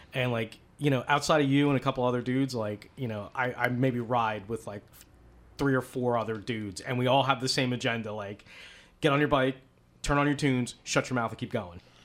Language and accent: English; East Coast, United States; I'm from the East Coast